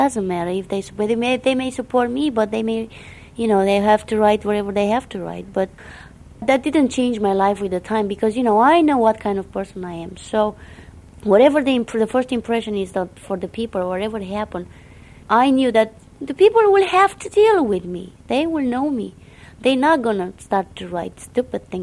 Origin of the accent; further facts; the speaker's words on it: Romania; accent: Romanian; first language Romanian; English is a second language; moved away as an adult; also born or lived in Montreal, Canada; now in United States; I'm going to speak in my Romanian accent because I'm a Romanian. That's how I was born.